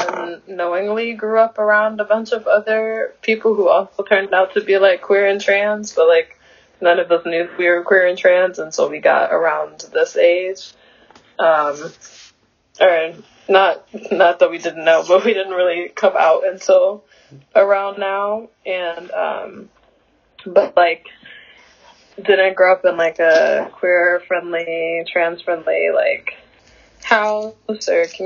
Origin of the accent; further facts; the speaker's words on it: Flint, Michigan, United States; born there; also born or lived in Georgia / Texas / Syracuse; now in Los Angeles, United States; I was born in Flint, Michigan, and then I moved around quite a bit. I was born in 1999, and I moved around quite a bit. I lived in Georgia for a little bit, and Texas for a little bit, and then Syracuse, and now LA.